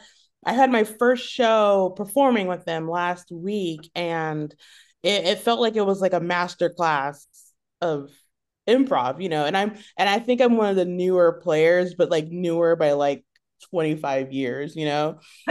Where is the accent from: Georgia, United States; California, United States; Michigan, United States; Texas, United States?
Texas, United States; Killeen; born there; also born or lived in Italy / Germany / South Carolina; I was born in Texas, in Killeen, Texas. And shortly after that, my family moved to Europe. And so we moved to Italy, where my middle sister was born. Then we moved to Germany and then back to South Carolina for about a year.